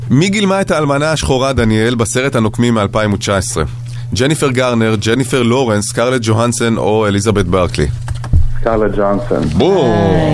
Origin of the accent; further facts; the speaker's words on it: Herzliya, Tel Aviv District, Israel; בן מהרצליה, בן 31.